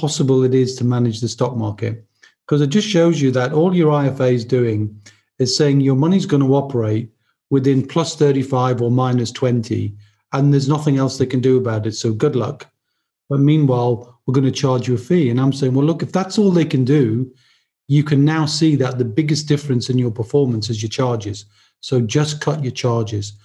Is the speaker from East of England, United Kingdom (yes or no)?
no; Newcastle upon Tyne, North East England, United Kingdom; moved away; I'm originally from Newcastle, as I mentioned, so I'm a very mad fan of Newcastle United.